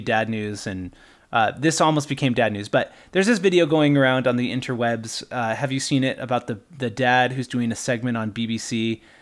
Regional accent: Utah, United States; moved away; also born or lived in Iowa / Kentucky; when we moved back to Utah from Iowa and Kentucky, where we had spent some time

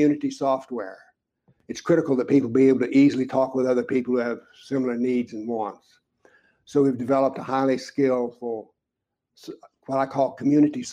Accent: United States; As an American

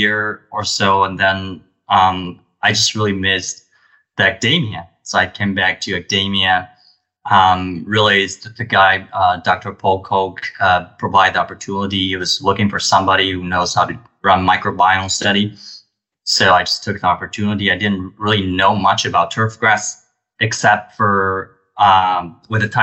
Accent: Taipei, Taiwan; moved away as an adult; also born or lived in Dijon, France; now in United States; I came from Taiwan. I grew up in a city, Taipei. It's the capital of Taiwan.

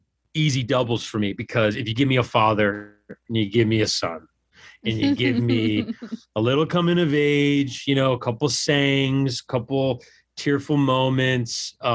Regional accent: Ireland; it could have just be because I'm Irish.

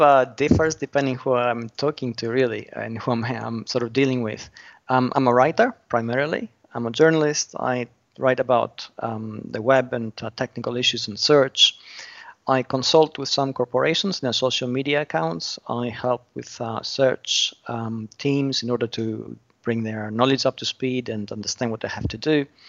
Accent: Australia; also born or lived in United Kingdom; I'm Australian originally.

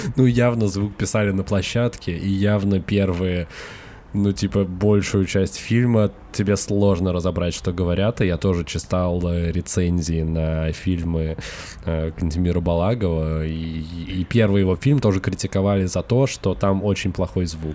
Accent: Russia; мы вернулись, вернулись в Россию

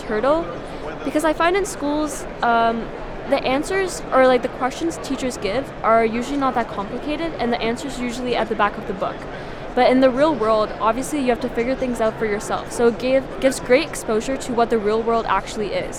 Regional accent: Canada; I'm from Canada

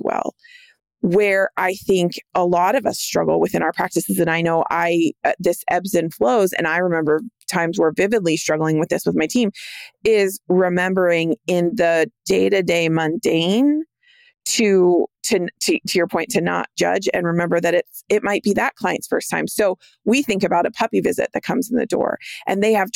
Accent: California, United States; I grew up in California.

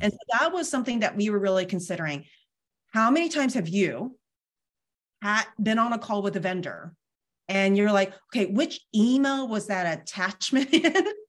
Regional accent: Bay Area, California, United States; now in Sacramento, United States; I grew up in the Bay Area

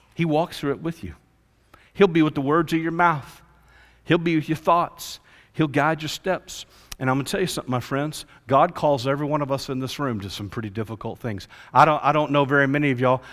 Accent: Fort Worth, Texas, United States; I grew up in Fort Worth area

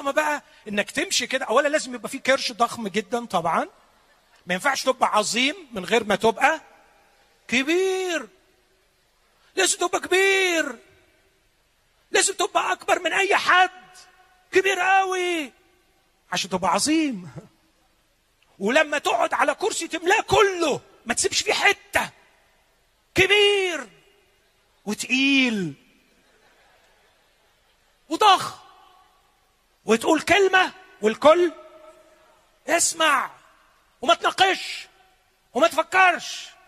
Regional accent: Upper Egypt, Egypt; أنا شفت عمدة زمان وأنا صغير اتربيت شوية في الصعيد

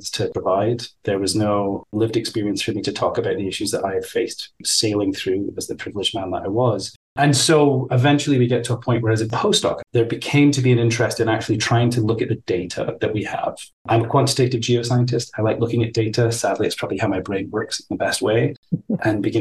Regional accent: Scotland, United Kingdom; moved away as an adult; I grew up in Scotland

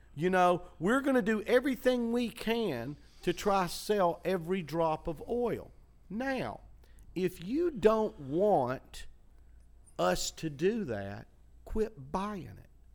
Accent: Chattanooga, Tennessee, United States; moved away; When I was growing up in Chattanooga

